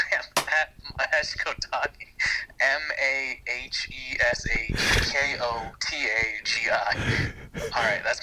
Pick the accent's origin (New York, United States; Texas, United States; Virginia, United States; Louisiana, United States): New York, United States; moved away as an adult; now in Los Angeles, United States; I am from New York, friends with AJ Dunk, and I live in LA right now